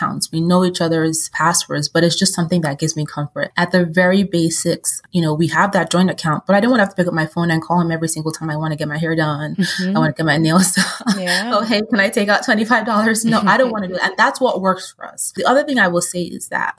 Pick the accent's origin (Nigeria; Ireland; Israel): Nigeria; culturally, I'm Nigerian